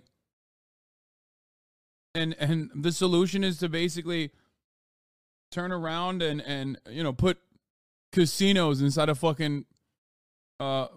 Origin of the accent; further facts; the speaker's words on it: United States; we're American